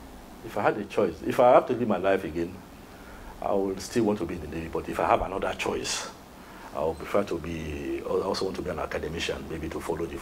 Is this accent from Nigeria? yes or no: yes; Nigeria